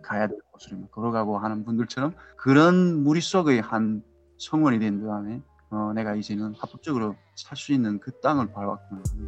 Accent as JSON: {"language": "Korean", "country": "North Korea", "also_born_or_lived": "Seattle area, United States", "moved": "as an adult", "lives_now": "Seattle, United States", "said": "시애틀 근교에 살고 있는 탈북민입니다."}